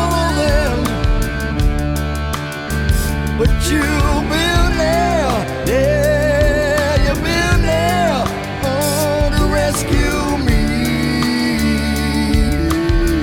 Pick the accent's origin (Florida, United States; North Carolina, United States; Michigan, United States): Michigan, United States; Born and raised in Michigan